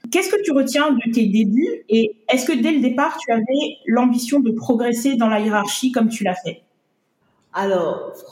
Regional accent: Abidjan, Côte d’Ivoire; je suis née en Côte d'Ivoire, à Abidjan, et j'ai grandi en Côte d'Ivoire

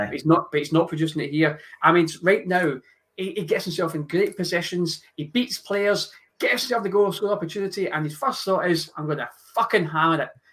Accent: Scotland, United Kingdom; I do still follow Scotland because I'm Scottish

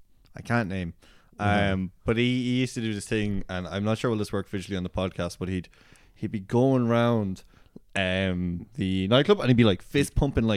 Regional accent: Midlands, Ireland

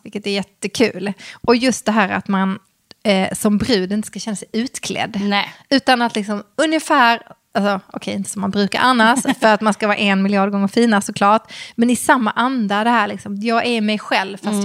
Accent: Skåne, Sweden; accent: Scanian; så fort jag träffar någon som är från samma land, alltså Skåneland, Skåneland

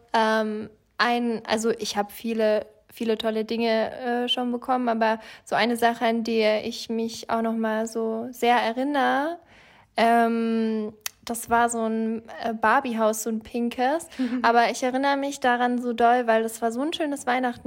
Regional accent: Franconia, Bavaria, Germany; ich komme ja aus Franken

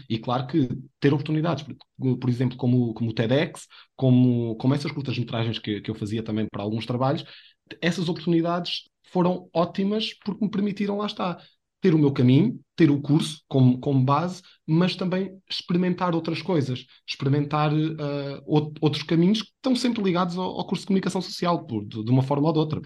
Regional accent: a village near Abrantes, Centro, Portugal; moved away; also born or lived in Viseu; sou de uma aldeia de perto de Abrantes, e na minha aldeia eu andava sempre com a câmera na mão, desde que me lembro, 11, 12 anos

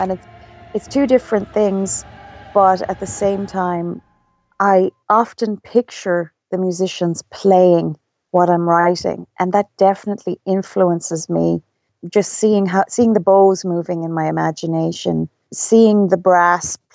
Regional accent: Ireland; I'm Irish

